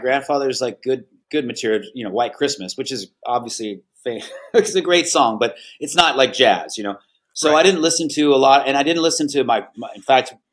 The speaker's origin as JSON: {"language": "English", "town": "Los Angeles", "region": "California", "country": "United States", "tie": "born or raised there", "said": "that was my childhood growing up in Hollywood."}